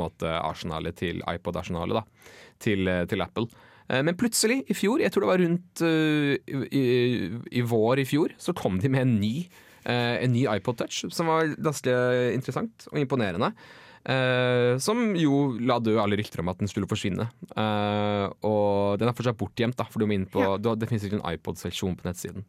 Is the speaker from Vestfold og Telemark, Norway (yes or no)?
no; Bærum, Akershus, Norway; moved away; jeg kommer fra Bærum